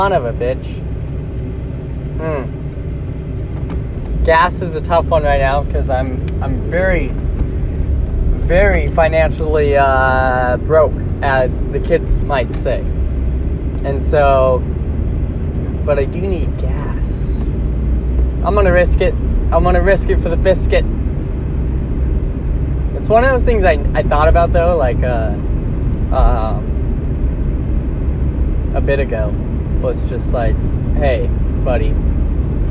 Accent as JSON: {"language": "English", "country": "United States"}